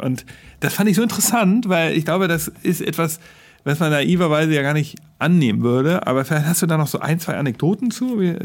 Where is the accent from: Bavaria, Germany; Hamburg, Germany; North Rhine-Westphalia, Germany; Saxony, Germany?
Hamburg, Germany; als Hamburger